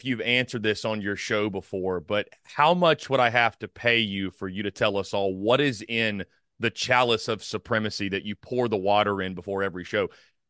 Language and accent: English; South Carolina, United States; I'm from South Carolina